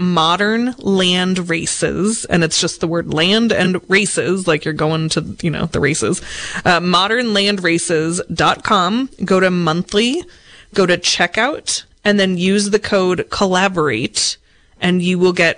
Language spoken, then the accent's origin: English; Seattle, Washington, United States; moved away; I am from Seattle.